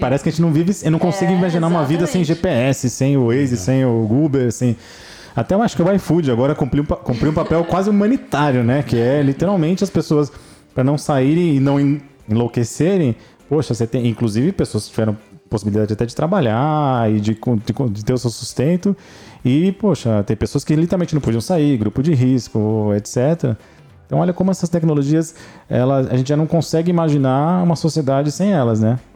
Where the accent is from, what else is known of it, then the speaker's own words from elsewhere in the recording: São Paulo, Brazil; eu sou de São Paulo